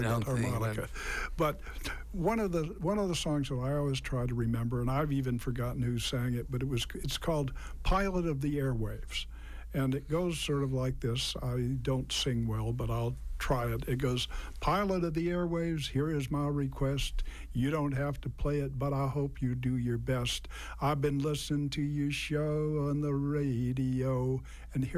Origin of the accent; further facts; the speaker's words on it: Natick, Massachusetts, United States; I grew up in Natick, and I listened to WKOX.